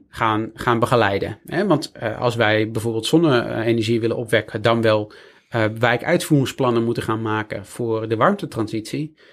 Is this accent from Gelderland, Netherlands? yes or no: no; Friesland, Netherlands; moved away; ik kom uit Friesland oorspronkelijk